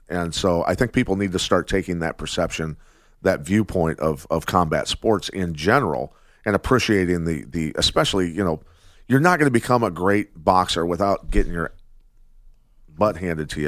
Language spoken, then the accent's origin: English; Iowa, United States; growing up in Iowa, a wrestler